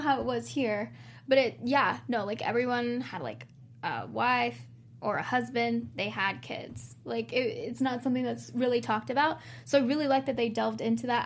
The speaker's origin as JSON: {"language": "English", "region": "South Texas", "country": "United States", "tie": "born or raised there", "said": "I grew up in Texas, South South Texas, and my mom and I would move in the Valley a lot"}